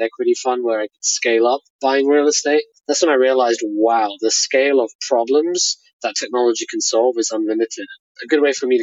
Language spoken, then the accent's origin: English; Hayes, London, United Kingdom; I grew up in Hayes, which is very close to Heathrow Airport.